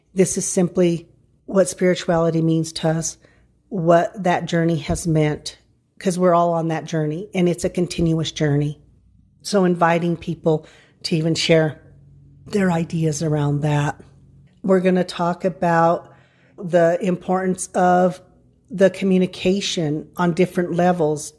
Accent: San Luis Valley, Colorado, United States; I grew up in the San Luis Valley

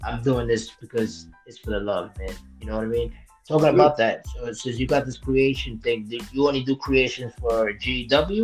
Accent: New York City, New York, United States; I grew up way down in Brooklyn, New York.

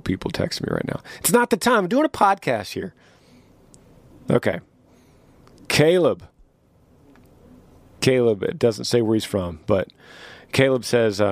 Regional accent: Texas, United States; to live in my home state of Texas

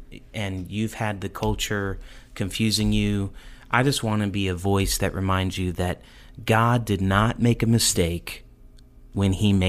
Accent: the North, United States; I grew up in the North, so I didn't hear that a lot.

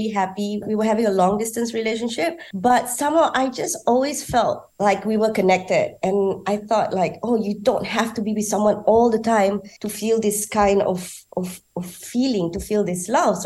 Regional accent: Malaysia; I'm from Malaysia

